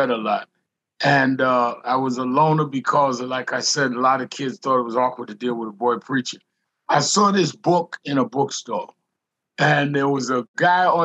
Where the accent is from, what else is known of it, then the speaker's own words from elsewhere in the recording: New York City, New York, United States; also born or lived in Queens, New York; I was born and raised in Brooklyn, New York